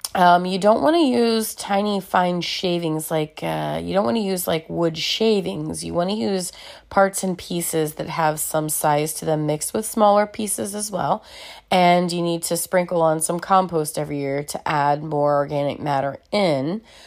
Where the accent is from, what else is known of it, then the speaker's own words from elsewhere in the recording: Celina, Ohio, United States; now in Dayton, United States; my hometown of Salina, Ohio